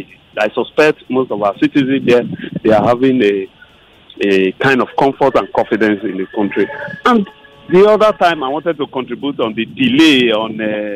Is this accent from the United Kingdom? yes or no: no; Nigeria; also born or lived in Ibafo